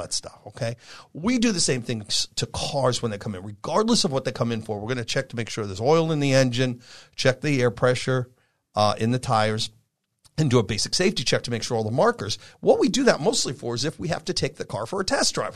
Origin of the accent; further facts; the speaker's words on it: New York, United States; also born or lived in Vermont; now in California, United States; I'm from New York